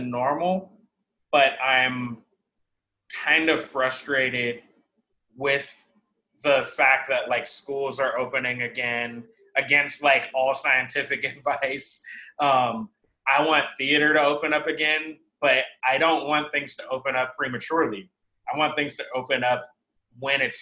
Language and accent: English; Seattle, Washington, United States; now in New York, United States; I'm from Seattle originally